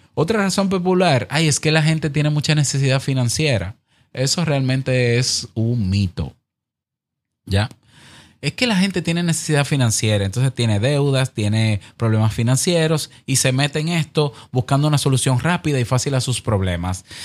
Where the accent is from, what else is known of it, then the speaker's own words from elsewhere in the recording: Dominican Republic; En mi país, la República Dominicana